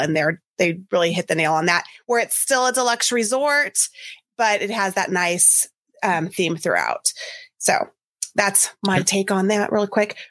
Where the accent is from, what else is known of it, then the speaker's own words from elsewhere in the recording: California, United States; I'm from California